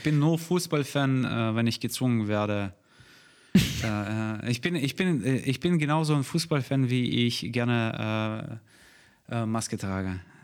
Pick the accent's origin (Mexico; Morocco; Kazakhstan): Kazakhstan; Almaty; now in Germany; Ich bin aus der Stadt äh, in äh, Almata. Ich wurde in Almata geboren, die Hauptstadt von Kasachstan.